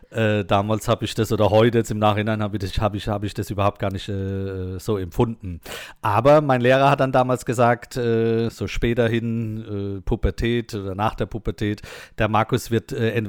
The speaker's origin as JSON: {"language": "German", "town": "Mannheim", "region": "Baden-Württemberg", "country": "Germany", "accent": "Mannheim dialect", "said": "äh, nee, nee, bei uns in Monnem, da babbeln wir halt ein bisschen anders da."}